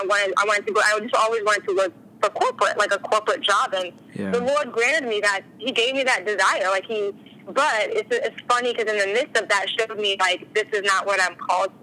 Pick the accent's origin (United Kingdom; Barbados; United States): United States; Virginia; also born or lived in New Jersey; now in California, United States; I grew up in Virginia and then lived in New Jersey for a while.